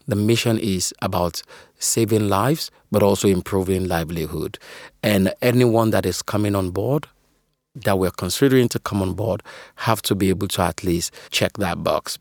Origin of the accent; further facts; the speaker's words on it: Sierra Leone; now in United Kingdom; I'm originally from Sierra Leone, currently, uh, based out in the U K.